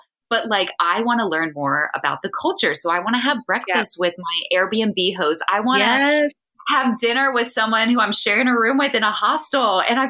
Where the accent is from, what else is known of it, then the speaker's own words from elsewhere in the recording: East Coast, United States; Yeah, I'm from the East Coast where there's a lot of trees and it's very dense and mountainous.